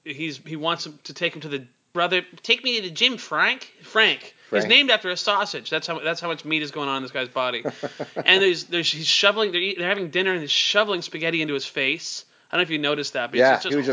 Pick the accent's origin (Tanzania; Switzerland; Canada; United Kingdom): Canada; Surrey, British Columbia; my growing up in Surrey.